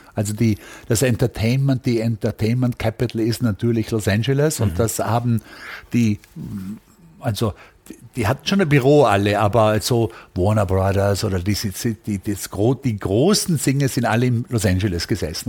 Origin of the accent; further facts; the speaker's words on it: Austria; moved away as an adult; also born or lived in Vienna; now in United States; ich kam natürlich als Österreicher aus einem Milieu, also einem Studentenmilieu